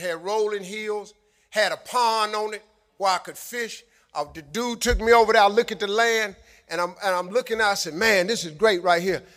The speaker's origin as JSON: {"language": "English", "town": "Cleveland", "region": "Ohio", "country": "United States", "said": "I'm from Cleveland."}